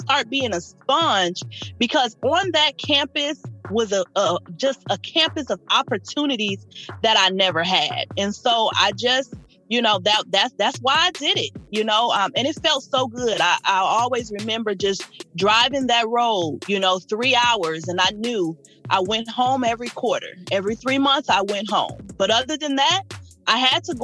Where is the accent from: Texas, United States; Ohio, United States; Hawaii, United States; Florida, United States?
Ohio, United States; Toledo; moved away as an adult; also born or lived in Cincinnati, Ohio; now in Indiana, United States; I am originally from Toledo, Ohio. I always say Ohio raised me, Indiana pays me